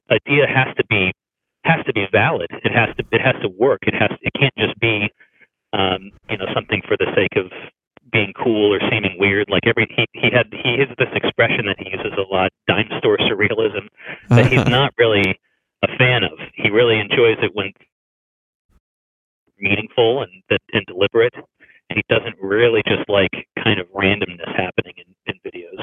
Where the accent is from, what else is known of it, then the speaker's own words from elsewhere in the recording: Tucson, Arizona, United States; moved away as an adult; now in Los Angeles, United States; I'm from Tucson, Arizona. That's kind of where I'm from, and I was still there then